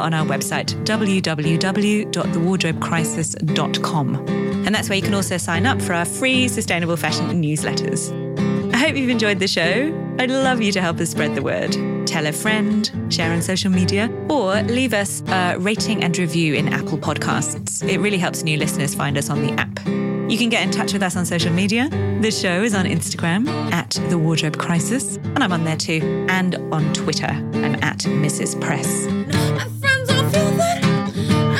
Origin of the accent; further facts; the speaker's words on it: United Kingdom; now in Australia; I left Britain